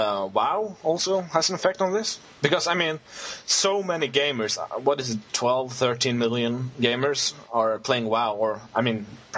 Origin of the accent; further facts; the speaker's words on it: Norway; English is a second language; Yeah. I'm from Norway.